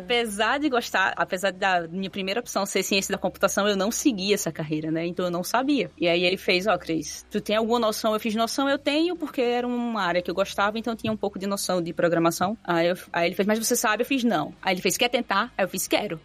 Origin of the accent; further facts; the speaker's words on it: Quipapá, Pernambuco, Brazil; eu sou do interior do interior de Pernambuco. Eu sou de uma cidadezinha chamada Quipapá, bem pequenininha mesmo.